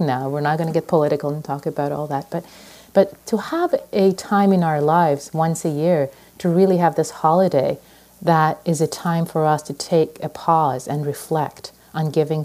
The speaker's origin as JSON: {"language": "English", "country": "Iran", "tie": "born or raised there", "moved": "yes", "lives_now": "United States", "said": "I was born in Iran, and when I came to this country years and years ago"}